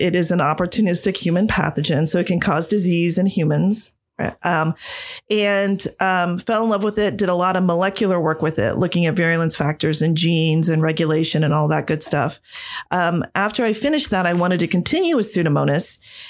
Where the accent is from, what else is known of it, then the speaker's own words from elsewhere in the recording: Mechanicsburg, Pennsylvania, United States; I'm originally from Central PA. So right around Harrisburg area. I'm from Mechanicsburg. Grew up there after moving around a lot because growing up in a military family, but went to high school in Mechanicsburg.